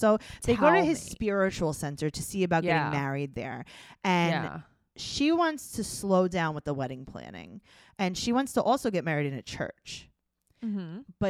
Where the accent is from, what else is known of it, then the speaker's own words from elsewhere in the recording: Vermont, United States; I'm from Vermont.